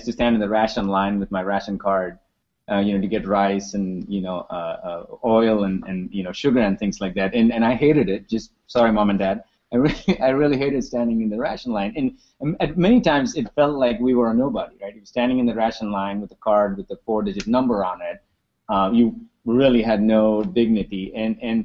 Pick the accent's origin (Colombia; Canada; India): India; Mumbai, Maharashtra; moved away; I grew up in Mumbai in India.